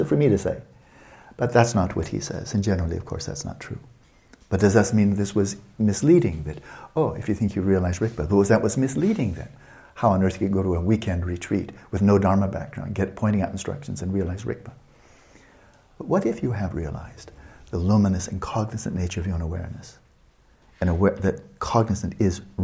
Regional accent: United States; I'm not an American down to my ground

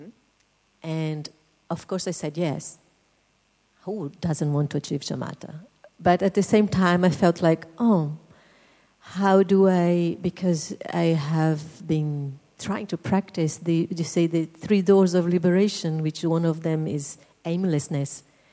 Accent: Brazil; I come from Brazil.

